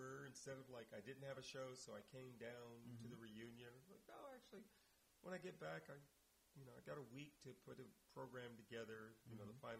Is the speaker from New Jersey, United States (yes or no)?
no; Indianapolis, Indiana, United States; now in Oakland, United States; driven to Indianapolis, my hometown.